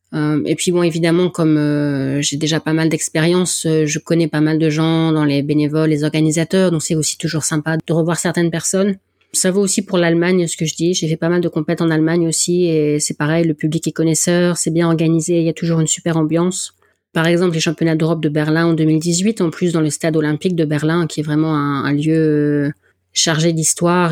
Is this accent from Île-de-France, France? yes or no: no; the North, Hauts-de-France, France; accent: accent du Nord; mon accent du Nord